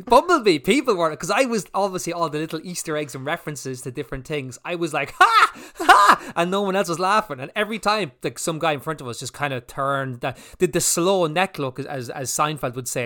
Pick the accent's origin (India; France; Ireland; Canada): Ireland; we're Irish